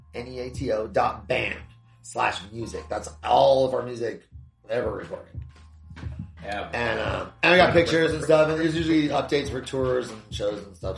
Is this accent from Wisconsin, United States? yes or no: no; Southern California, United States; moved away as an adult; also born or lived in Hawaii / Thailand; now in Arizona, United States; I grew up in Southern California, like surfing and stuff